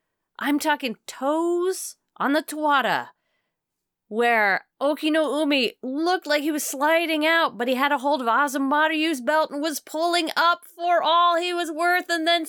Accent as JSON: {"language": "English", "region": "Texas", "country": "United States", "said": "people can absolutely tell that we are from Texas right now."}